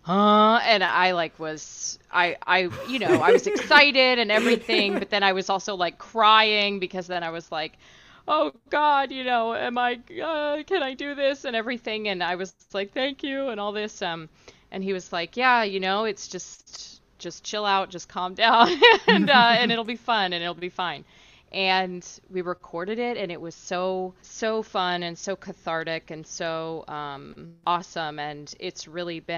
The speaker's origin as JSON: {"language": "English", "town": "Houston", "region": "Texas", "country": "United States", "said": "I'm from Houston"}